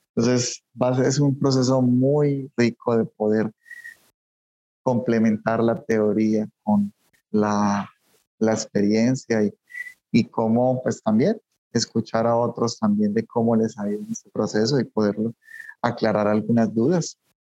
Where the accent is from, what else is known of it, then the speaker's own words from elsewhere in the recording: Colombia; moved away as an adult; also born or lived in Antioquia, Colombia; now in Mexico City, Mexico; soy colombiano también, eh, soy colombiano